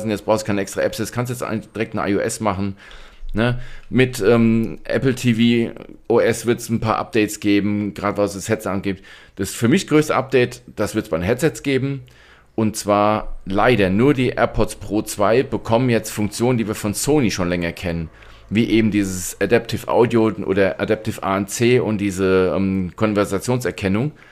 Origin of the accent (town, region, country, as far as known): Hesse, Germany